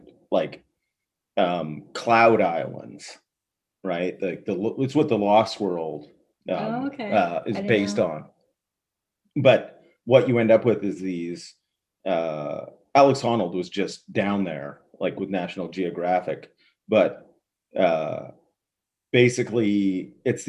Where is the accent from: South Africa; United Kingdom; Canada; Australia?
Canada; we're from Canada